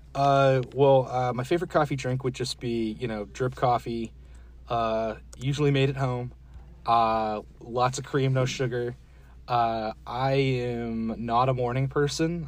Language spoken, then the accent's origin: English; Florida, United States; moved away as an adult; also born or lived in Georgia / Dallas, Texas; now in Richardson, United States; I grew up in Florida okay. and lived in Georgia for a while too. So I'm from the Southeast